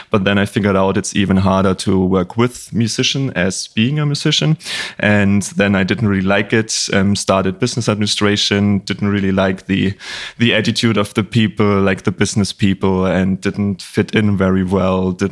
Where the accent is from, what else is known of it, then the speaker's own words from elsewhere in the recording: Bavaria, Germany; English is a second language; as you mentioned, like I'm from Germany. I grew up in a little town in Bavaria, northeast of Bavaria